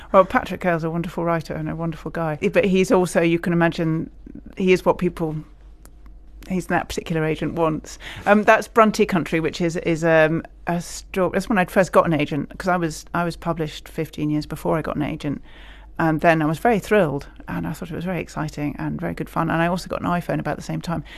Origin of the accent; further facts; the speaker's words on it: Scotland, United Kingdom; now in England, United Kingdom; I'm a Scot living in England.